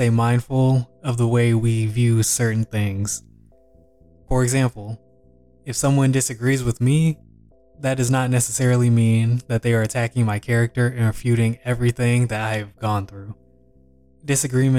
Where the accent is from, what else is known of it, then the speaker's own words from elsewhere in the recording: Texas, United States; also born or lived in Louisiana; I was born in Louisiana, but grew up predominantly in Texas